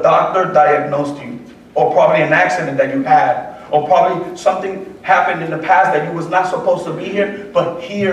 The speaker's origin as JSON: {"language": "English", "town": "New York City", "region": "New York", "country": "United States", "tie": "born or raised there", "also_born_or_lived": "Puerto Rico / Lawrenceville, Georgia", "moved": "yes", "said": "I was born and raised in the Bronx"}